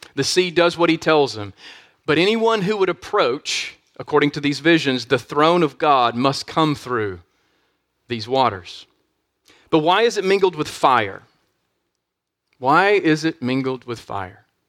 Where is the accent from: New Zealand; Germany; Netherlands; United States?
United States; we are facing unique trials at this particular time as American Christians